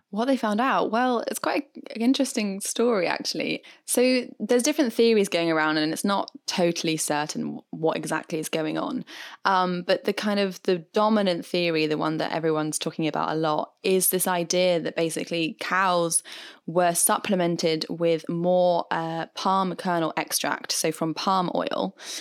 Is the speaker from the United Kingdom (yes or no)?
yes; United Kingdom; I am British after all